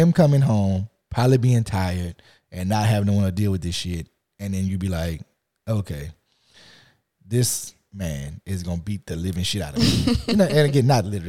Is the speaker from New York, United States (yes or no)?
no; Lafayette, Louisiana, United States; I grew up in Lafayette, Louisiana